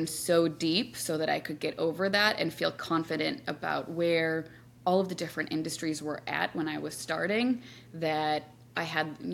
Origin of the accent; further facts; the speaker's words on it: Wisconsin, United States; now in New York, United States; I live in New York now, but I grew up in Wisconsin